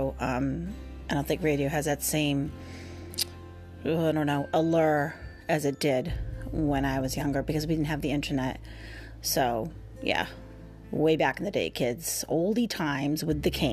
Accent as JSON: {"language": "English", "area": "near Boston", "region": "Massachusetts", "country": "United States", "tie": "born or raised there", "said": "I grew up near Boston"}